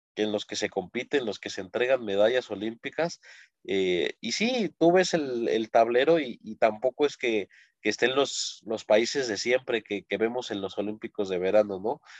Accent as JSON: {"language": "Spanish", "country": "Mexico", "said": "uno como mexicano"}